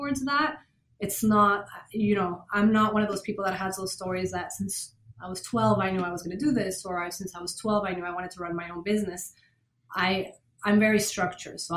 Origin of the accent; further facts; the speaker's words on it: Venezuela; moved away as an adult; also born or lived in Boston, United States; now in Miami, United States; I grew up in Venezuela from German and Norwegian parents.